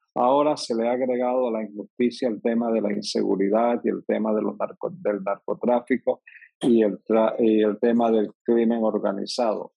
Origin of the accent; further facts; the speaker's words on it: David, Chiriquí, Panama; soy un panameño típico. Vengo del interior de la República, particularmente nací en David Chiriquí. Hice mis estudios primarios y secundarios en escuelas públicas